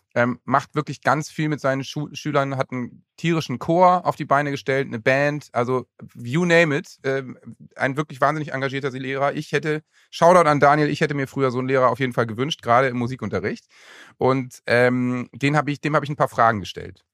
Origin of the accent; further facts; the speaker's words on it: Lower Saxony, Germany; ich komme ja aus Niedersachsen